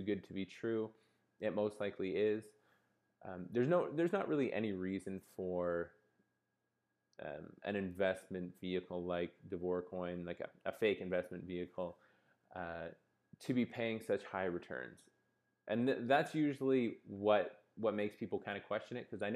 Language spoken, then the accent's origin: English; Canada; I'm Canadian